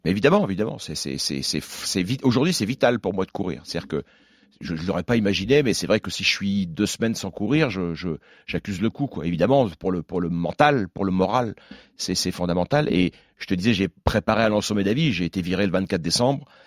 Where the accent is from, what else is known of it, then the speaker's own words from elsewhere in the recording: Alençon, Normandy, France; je suis originaire d'Alençon